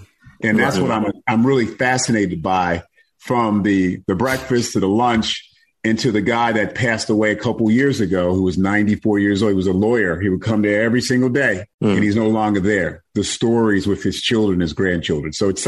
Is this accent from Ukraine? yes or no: no; Mount Vernon, New York, United States; They used to laugh at us in Mount Vernon, New York. I'm from New York, man.